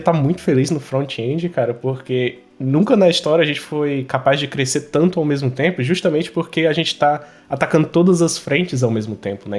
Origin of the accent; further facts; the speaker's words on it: Fortaleza, Ceará, Brazil; eu sou de Fortaleza